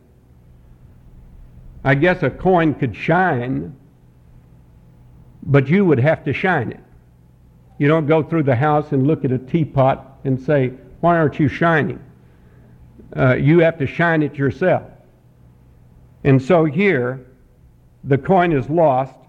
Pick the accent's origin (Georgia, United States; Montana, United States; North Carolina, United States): North Carolina, United States; Montreat; I am from Montreat, North Carolina.